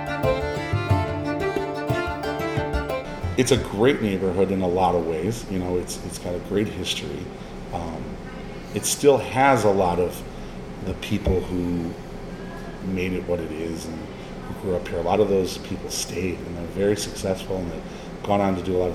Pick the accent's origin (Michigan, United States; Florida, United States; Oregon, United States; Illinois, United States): Illinois, United States; Chicago; born or raised there; moved away as an adult